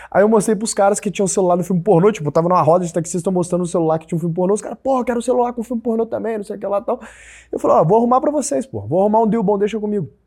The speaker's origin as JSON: {"language": "Portuguese", "country": "Brazil", "said": "mas eu sou do Brasil, eu tô fazendo um business que é parecido com esse MyTaxi que tem em Alemanha"}